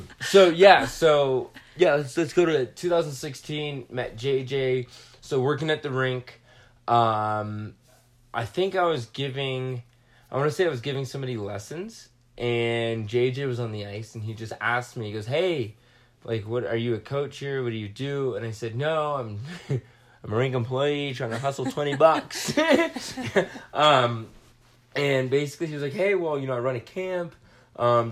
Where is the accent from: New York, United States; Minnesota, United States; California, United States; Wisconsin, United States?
California, United States; Southern; I grew up in Southern California.